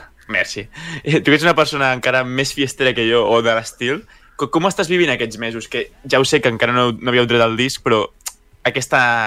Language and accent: Catalan; Sant Cugat del Vallès, Catalonia, Spain; al meu poble, bueno, a la meva ciutat, de Sant Cugat